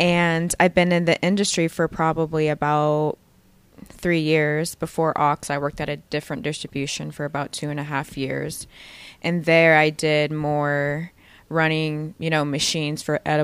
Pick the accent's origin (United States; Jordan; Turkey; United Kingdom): United States; Hutchinson, Kansas; I grew up in Hutchinson, Kansas. So it's a very small little town in Kansas